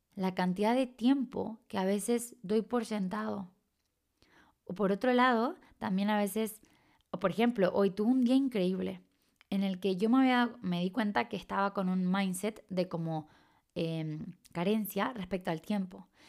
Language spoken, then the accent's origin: Spanish; Chile; accent: medio raro; moved away; soy de Chile, aunque tengo un acento medio raro, soy de Chile, o sea, nací de allá y he vivido la gran parte de mi vida allá.